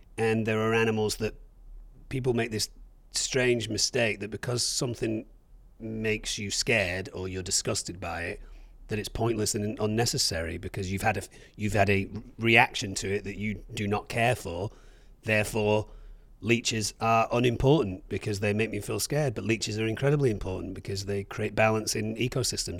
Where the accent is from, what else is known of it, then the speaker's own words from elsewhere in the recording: England, United Kingdom; I'm from England.